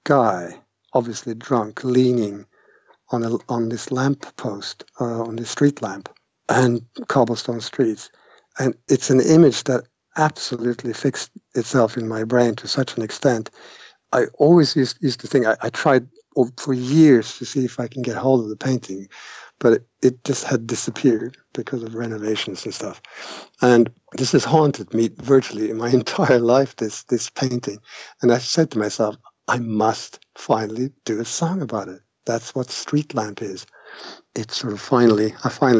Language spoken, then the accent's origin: English; Trondheim, Trøndelag, Norway; English is a second language; moved away; also born or lived in Canada / United Kingdom; I grew up in Trondheim, this is in Norway